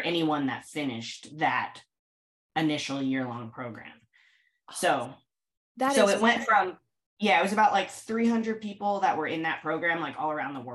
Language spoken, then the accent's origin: English; Indianapolis, Indiana, United States; moved away as an adult; now in New York City, United States; I'm from Indianapolis. I moved to New York City when I was 18 for college and haven't left. I'm reaching my halfway point between 18 years in Indianapolis, 18 years in New York City.